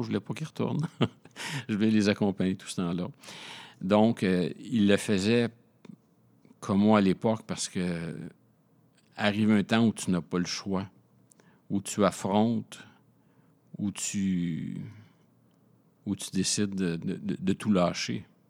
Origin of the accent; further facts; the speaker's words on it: Montreal, Quebec, Canada; also born or lived in Laval, Quebec; Je suis montréalais de naissance. Euh, j'ai vécu 0 euh, à 6 ans dans le quartier Rosemont à Montréal.